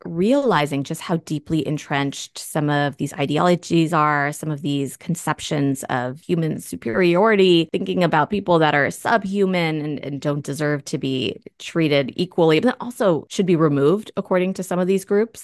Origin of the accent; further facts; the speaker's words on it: Springfield, Virginia, United States; moved away